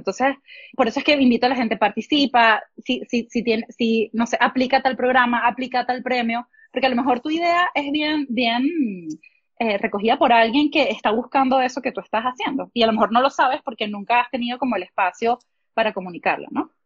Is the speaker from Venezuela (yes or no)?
yes; Venezuela; moved away as an adult; also born or lived in Oklahoma; yo de Venezuela